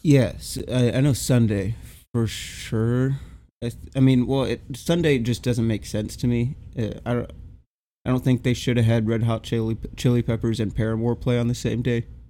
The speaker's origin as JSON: {"language": "English", "region": "Texas", "country": "United States", "said": "as a Texan"}